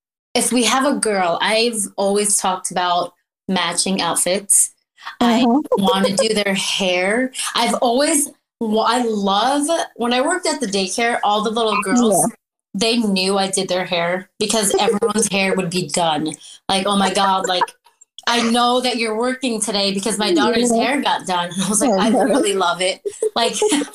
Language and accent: English; New York, United States; also born or lived in Philippines; now in Washington, United States; I was born in the Philippines, and I came to New York when I was 5 years old